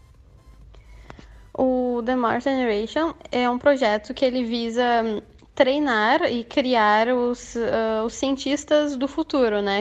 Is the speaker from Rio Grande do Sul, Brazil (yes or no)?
yes; Eldorado do Sul, Rio Grande do Sul, Brazil; eu sou do Rio Grande do Sul, de Eldorado do Sul, pertinho de Porto Alegre